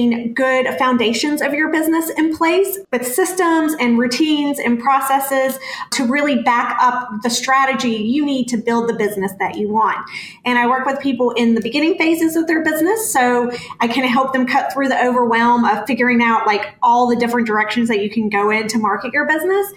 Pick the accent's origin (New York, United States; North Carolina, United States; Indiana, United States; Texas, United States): North Carolina, United States; moved away as an adult; now in San Diego, United States; And we've been in California for a little over 3 years now, but I'm originally from North Carolina